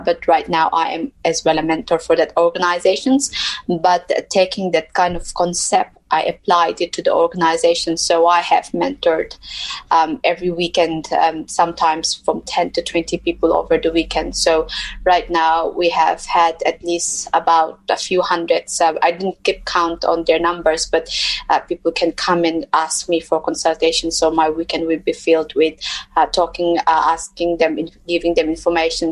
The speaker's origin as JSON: {"language": "English", "region": "Mizoram", "country": "India", "tie": "born or raised there", "moved": "as an adult", "said": "I come from um, India uh, a state called Mizoram, which is in the northeast of India"}